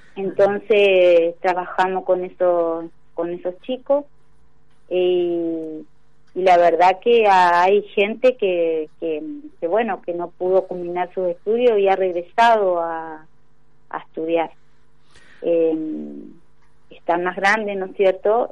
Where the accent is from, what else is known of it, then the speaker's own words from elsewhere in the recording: Victoria, Entre Ríos, Argentina; No soy de Victoria, soy victoriense.